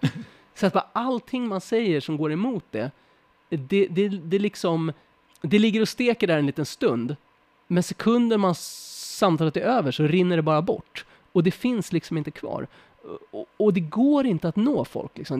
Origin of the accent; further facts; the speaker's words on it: Sweden; oss som svenskar